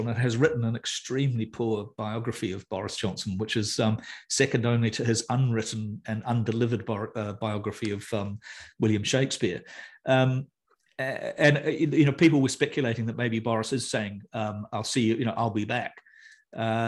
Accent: New Zealand; also born or lived in United Kingdom; I'm a New Zealander.

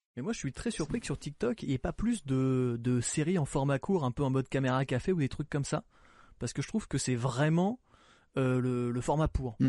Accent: Normandy, France; je suis normand

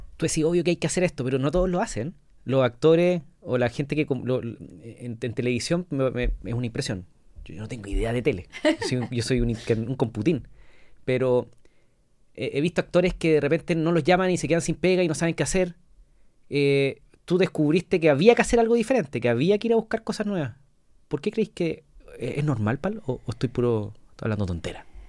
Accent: La Serena, Coquimbo, Chile; moved away; yo soy de La Serena

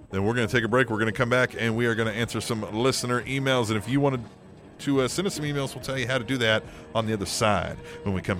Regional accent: Australia; Except I didn't have that when I grew up in Australia.

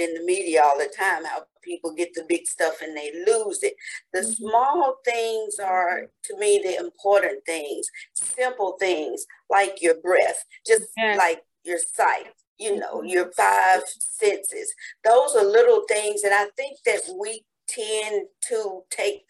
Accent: Humboldt, Tennessee, United States; my hometown of Humboldt

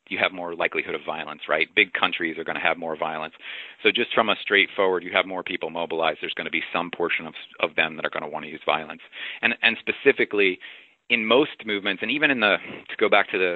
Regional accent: the South, United States; I grew up in the South

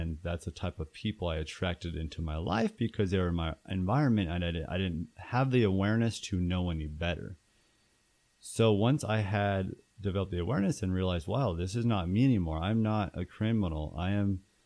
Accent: Tucson, Arizona, United States; moved away as an adult; also born or lived in Phoenix, Arizona; I'm from Tucson, Arizona

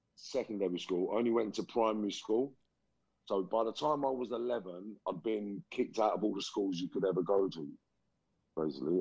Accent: London, United Kingdom; also born or lived in Liverpool; I was born in Liverpool in 1972. and then my mum and dad moved to London mid 70s. So around 77, 78, they moved to London

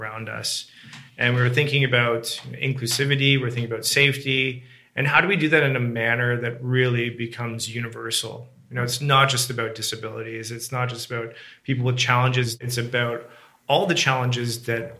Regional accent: Hamilton, Ontario, Canada; also born or lived in Six Nations of the Grand River; I grew up in Hamilton, Ontario

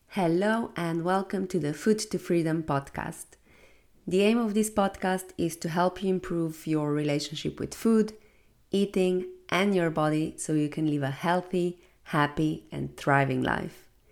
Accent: Slovenia; now in Valencia, Spain; going home to Slovenia for Christmas

